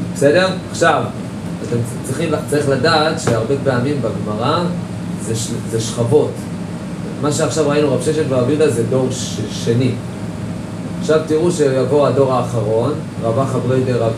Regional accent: Jerusalem, Jerusalem District, Israel; אני ירושלמי

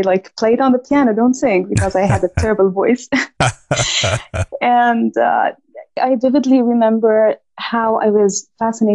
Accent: Jordan; moved away as an adult; also born or lived in Saudi Arabia / Virginia, United States; now in Los Angeles, United States; 2 years after we moved back to Jordan, which is my home country

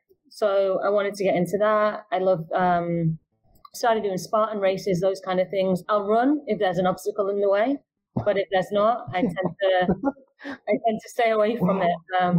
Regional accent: Manchester, North West England, United Kingdom; moved away as an adult; now in Dubai, United Arab Emirates; I'm from Manchester in the UK. I've been in Dubai probably just about as long as George, actually. So 2016, I moved over.

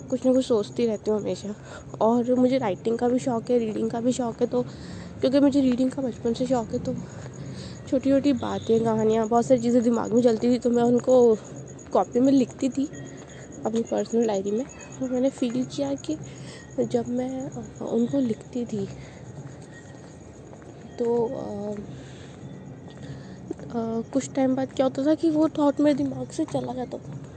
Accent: Jaipur, Rajasthan, India; और मैं जयपुर राजस्थान इंडिया से हूँ

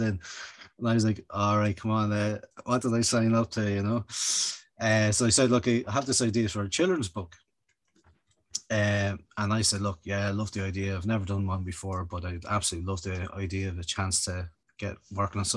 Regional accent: Kildare, County Kildare, Ireland; I'm a Kildare Town man by design, by the way. I'm originally from Kildare

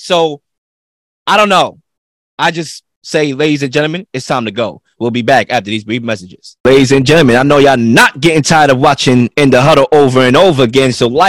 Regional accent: New York City, New York, United States; I'm from Brooklyn, bro.

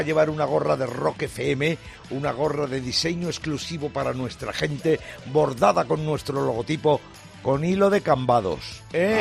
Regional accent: Talavera de la Reina, Castilla-La Mancha, Spain; now in Madrid, Spain; vivo en Madrid, no puedo ir a mi pueblo, Talavera de la Reina, que está en la comunidad de Castilla-La Mancha

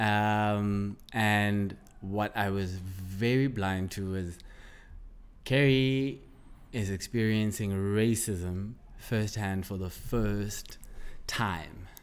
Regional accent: South Africa; growing up in South Africa

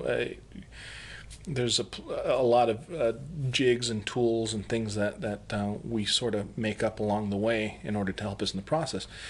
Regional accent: El Paso, Texas, United States; now in South Carolina, United States; I'm originally from El Paso, Texas

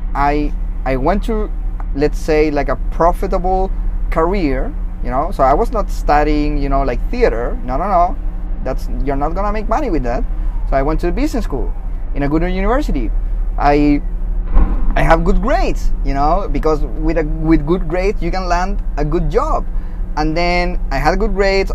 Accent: Chile; first language Spanish; English is a second language; moved away; I'm originally from Chile, so I uh, I do speak Spanish, my mother language.

